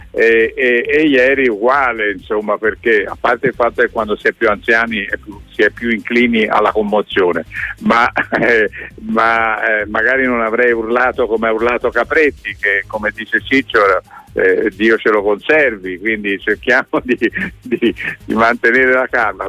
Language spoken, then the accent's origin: Italian; between Arezzo and Anghiari, Tuscany, Italy; moved away; sono cresciuto sulla Libia fra Arezzo e Alghiari